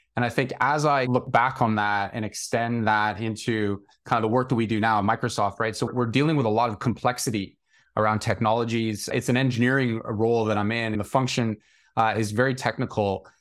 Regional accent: small town outside of Toronto, Ontario, Canada; moved away as an adult; now in London, United Kingdom; I grew up in a fairly small town outside of Toronto in Canada

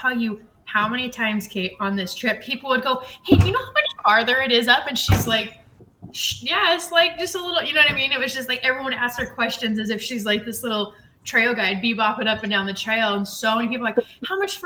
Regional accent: Idaho, United States; we're from Idaho

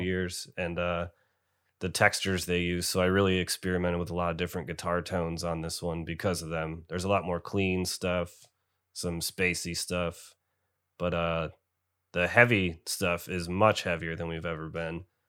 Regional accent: Binghamton, New York, United States; I am from Binghamton, New York

